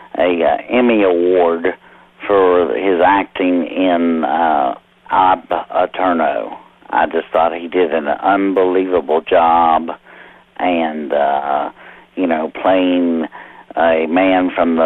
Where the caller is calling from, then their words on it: Corinth, Kentucky, United States; I am calling from Corinth, Kentucky.